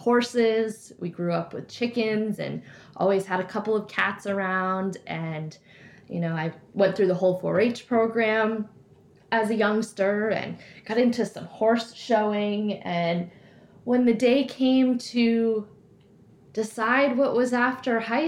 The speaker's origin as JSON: {"language": "English", "town": "Woodstock", "region": "Vermont", "country": "United States", "tie": "born or raised there", "said": "I grew up in Woodstock, Vermont, which is kind of in the middle of the state"}